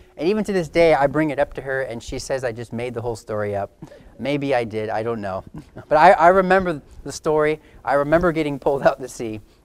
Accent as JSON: {"language": "English", "region": "California", "country": "United States", "tie": "born or raised there", "said": "growing up in California"}